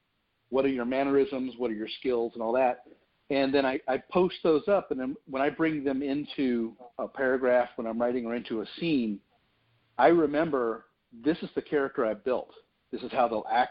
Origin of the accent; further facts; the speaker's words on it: Florida, United States; moved away as an adult; I was born and raised in Florida, and I wrote this story to begin in an area that I lived up until about almost 2 years ago